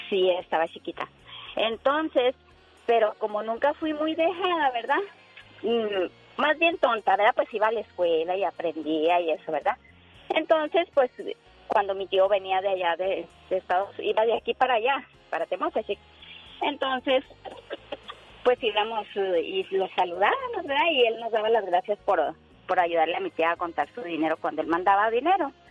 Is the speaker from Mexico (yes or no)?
yes; Chihuahua, Mexico; now in United States; Mira, yo soy de allá de Chihuahua. No te voy a decir el pueblito